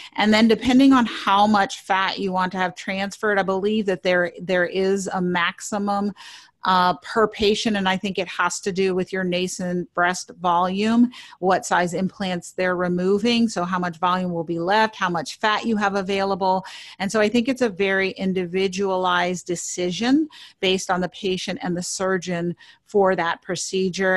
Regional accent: New York City, New York, United States; I grew up in New York City

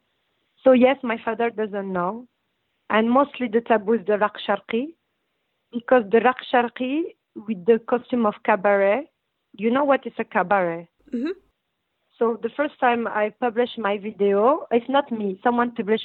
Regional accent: Brussels, Brussels-Capital Region, Belgium; accent: French; English is a second language; moved away as an adult; also born or lived in North Morocco / Tangier, Morocco; now in United States; I grew up in Belgium and we were in ghetto and we were very discriminated

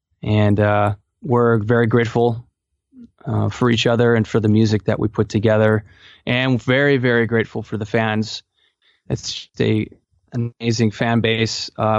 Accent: Palatine, Illinois, United States; Basically, I grew up in Chicago suburbs, Palatine, Illinois, and started playing at the age of 8

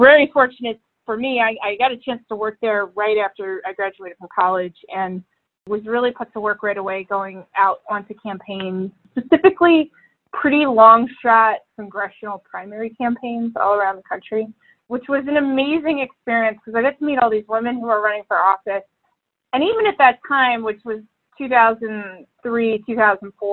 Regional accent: Philadelphia, Pennsylvania, United States; moved away as an adult; also born or lived in Washington, D.C.; now in Illinois, United States; I'm from the Philadelphia area. I grew up there

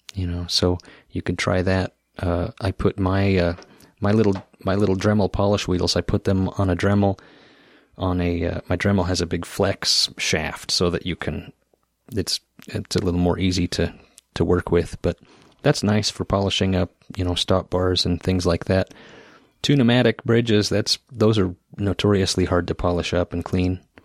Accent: Idaho Falls, Idaho, United States; there was one in my hometown of Idaho Falls, Idaho

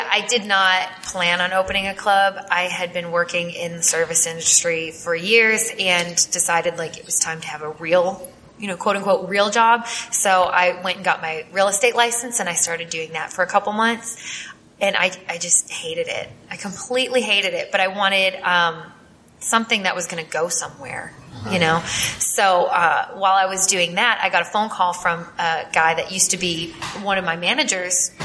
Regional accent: Massachusetts, United States; moved away; I'm from the Northeast, like Massachusetts specifically.

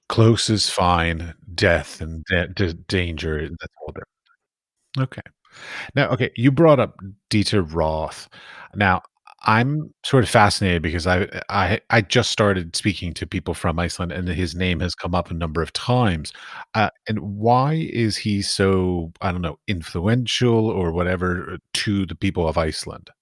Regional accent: United States; I'm American

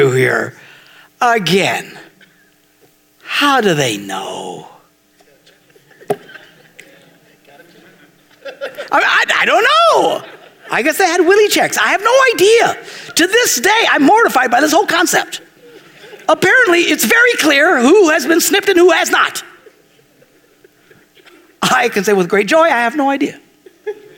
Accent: Green Bay, Wisconsin, United States; I'm from Green Bay.

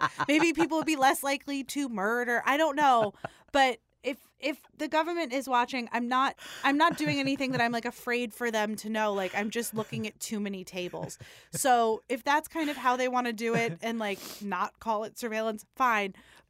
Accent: Staten Island, New York, United States; I'm also from Staten Island, so I would imagine that the 80s were worse where I'm from

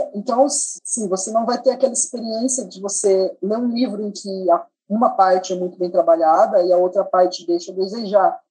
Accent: Mato Grosso do Sul, Brazil; eu sou nascido, criado, crescido, uh, maturado em Mato Grosso do Sul

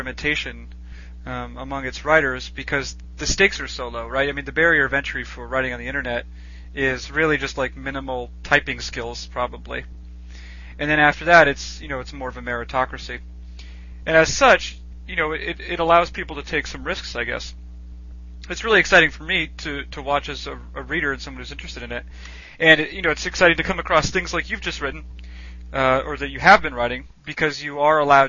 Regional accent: Boston, Massachusetts, United States; growing up in the Boston area

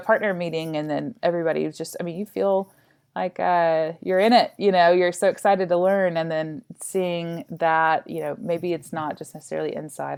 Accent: Arkansas, United States; moved away; also born or lived in Austin; I'm originally from Arkansas

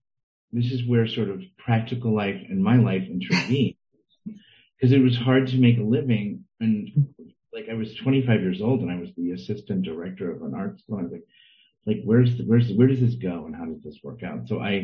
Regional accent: Maplewood, New Jersey, United States; also born or lived in St. Louis, Missouri / Manhattan, New York; I grew up in Maplewood, New Jersey, not too far outside of the city.

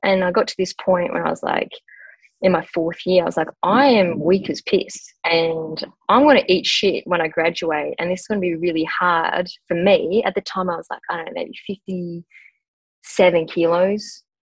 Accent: northwest of Western Australia, Australia; I grew up in a country town. So I was born in a pretty remote uh, mining community in the northwest of Western Australia.

